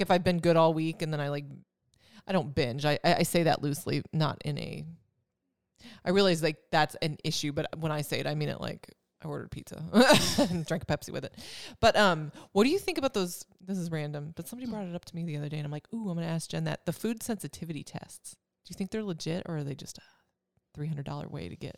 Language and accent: English; Wisconsin, United States; moved away; I'm from Wisconsin